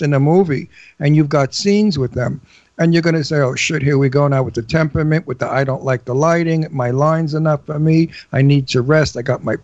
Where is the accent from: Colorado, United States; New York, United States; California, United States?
New York, United States; New York City; accent: Brooklyn; I'm from Brooklyn